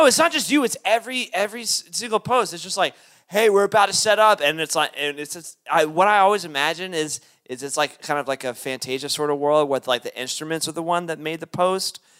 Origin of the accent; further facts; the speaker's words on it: Lexington, Kentucky, United States; I'm from Lexington, Kentucky